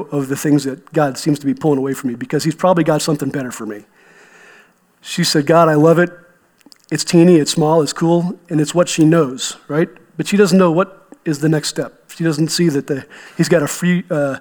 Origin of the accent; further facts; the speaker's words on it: eastern Ohio, United States; now in Colorado, United States; I grew up in Ohio, right? A lot of people think of flat and cornfields, but I grew up in the eastern half, which is actually the start of Appalachia